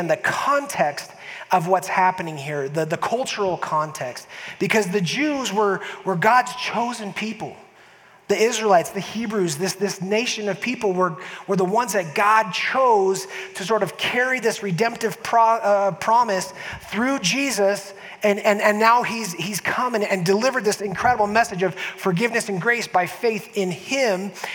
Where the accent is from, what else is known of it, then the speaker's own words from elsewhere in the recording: San Diego, California, United States; moved away as an adult; also born or lived in Nebraska; now in Utah, United States; I was raised in San Diego, but I was born in Nebraska